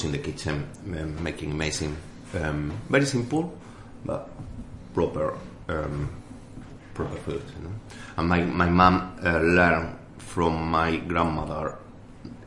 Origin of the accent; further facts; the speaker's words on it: Extremadura, Spain; first language Spanish; English is a second language; moved away as an adult; now in London, United Kingdom; I grew up in Extremadura